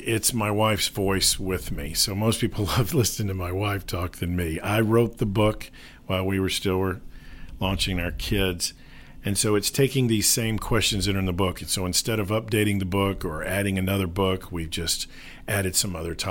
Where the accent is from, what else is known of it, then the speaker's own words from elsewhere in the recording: Memphis, Tennessee, United States; moved away as an adult; also born or lived in Middle East; I grew up here in Memphis. I was involved with Engaging Internationals here in Memphis and then moved overseas to the Middle East for 20 years with my wife, raised two girls there. We got back in 2011.